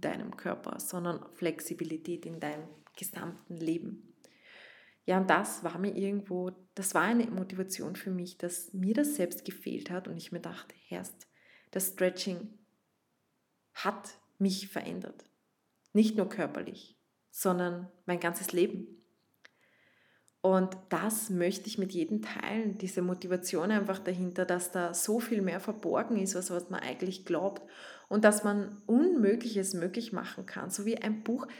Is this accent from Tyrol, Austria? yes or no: no; Vienna, Austria; accent: Viennese; ich komme von Wien, ich spreche teilweise in Dialekt